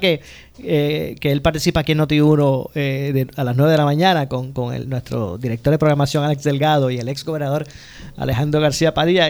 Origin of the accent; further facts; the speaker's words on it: Ponce, Puerto Rico; los que somos del sur y, somos de aquí de Ponce